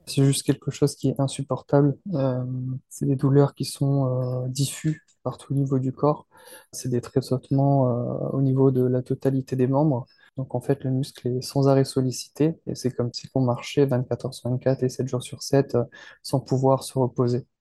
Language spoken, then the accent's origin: French; France; je suis français